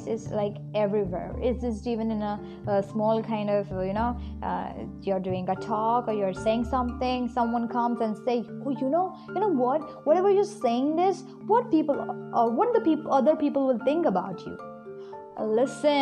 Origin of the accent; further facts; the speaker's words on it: India; from India